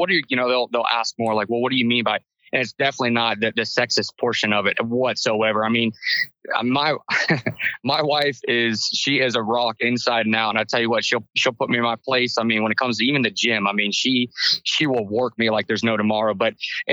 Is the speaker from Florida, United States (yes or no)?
yes; Inverness, Florida, United States; born and raised in Inverness, Florida, you know, I'm a country boy at heart